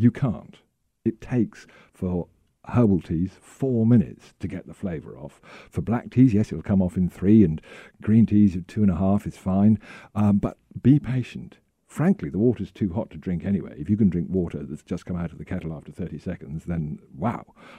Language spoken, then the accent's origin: English; United Kingdom; Being very British, I have an electric kettle.